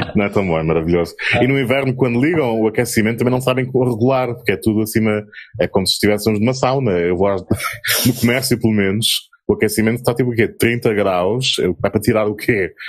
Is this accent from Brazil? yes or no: no; Azores, Portugal; now in Germany; nasci num lugar no meio do Atlântico, sou português, mas açoriano.